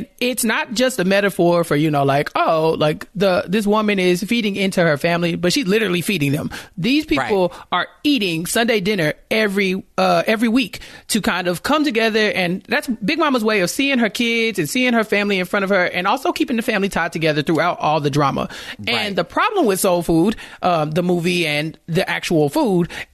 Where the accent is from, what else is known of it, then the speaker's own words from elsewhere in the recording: Texas, United States; I'm from Texas